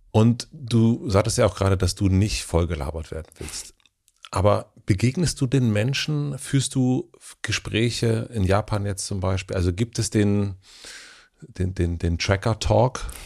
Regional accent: Germany; wir sind ja beide Deutsche

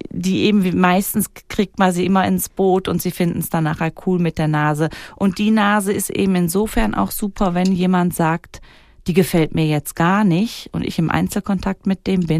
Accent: Wädenswil, Zurich, Switzerland; dann sage ich nicht, ich komme aus Klaunhausen, sondern dann sage ich, ich komme aus Wädenswil.

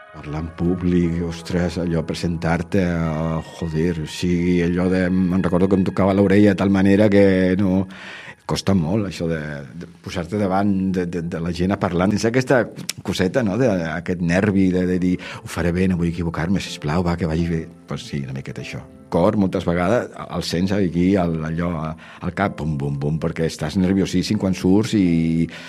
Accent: Tarragona, Catalonia, Spain; jo sóc de Tarragona

